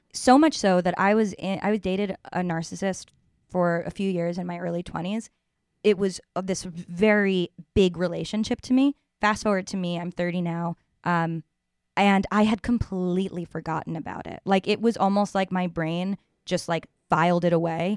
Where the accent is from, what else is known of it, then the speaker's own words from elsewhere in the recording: New York, United States; From one New Yorker to another